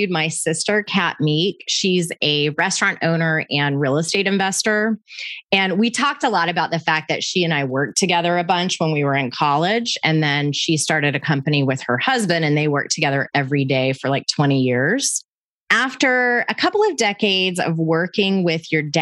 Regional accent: Atlanta, Georgia, United States; my hometown of Atlanta

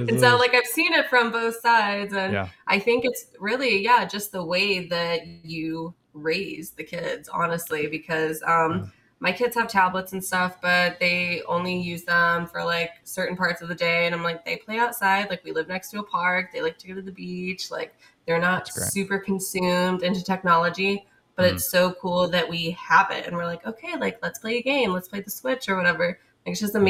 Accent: Indiana, United States; moved away as an adult; now in Hawaii, United States; I'm from Indiana and I've lived in Hawaii for a little over a year

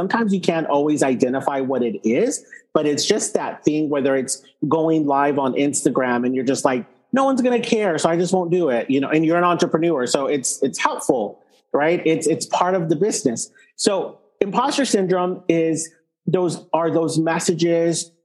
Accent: Texas, United States; I grew up, you know, I'm Texan

